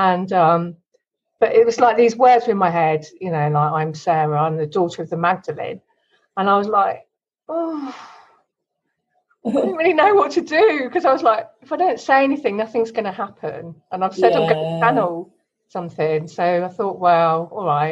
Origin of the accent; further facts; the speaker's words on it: Kent, South East England, United Kingdom; I got born in Kent in the UK.